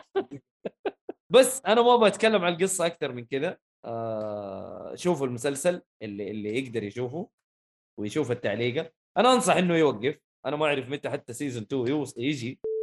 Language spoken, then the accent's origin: Arabic; Saudi Arabia; احنا كسعوديه